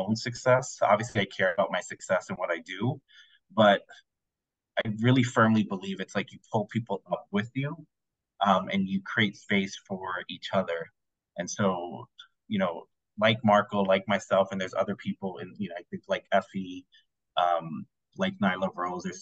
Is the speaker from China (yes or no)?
no; Puerto Rico; I'm also, again, Puerto Rican